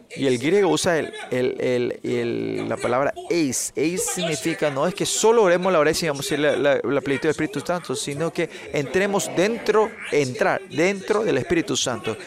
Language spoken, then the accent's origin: Spanish; South Korea; porque somos coreanos